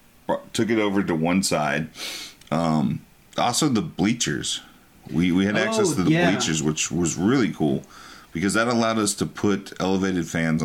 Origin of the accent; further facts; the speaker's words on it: Texas, United States; I'm from Texas